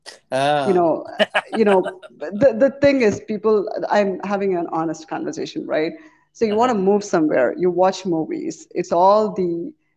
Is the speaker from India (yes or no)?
yes; India; moved away as an adult; also born or lived in Chicago, United States; now in United States; I was born in India, raised in India in a Hindu family